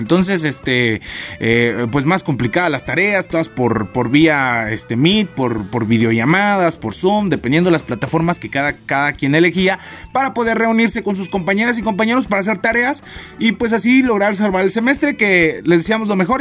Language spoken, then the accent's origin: Spanish; Matamoros, Chiapas, Mexico; moved away; yo soy de un pueblito, ¿no? Mi pueblito se llama Matamoros, este, Chiapas, México